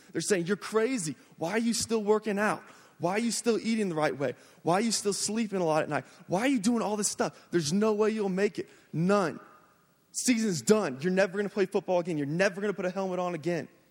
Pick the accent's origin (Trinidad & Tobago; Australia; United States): United States; Jacksonville, Florida; I'm from Jacksonville, Florida. Um, I grew up playing football, man, since I was the age of four. I just, and it's the culture there in Florida